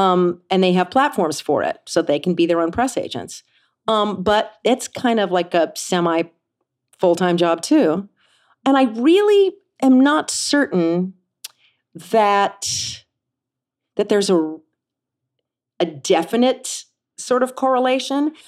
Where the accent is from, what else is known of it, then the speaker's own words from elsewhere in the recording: Kansas City, United States; moved away; I grew up in Kansas City.